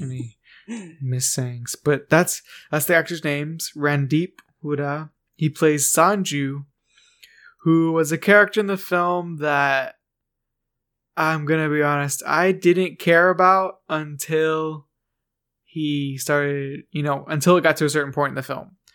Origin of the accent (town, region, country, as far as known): United States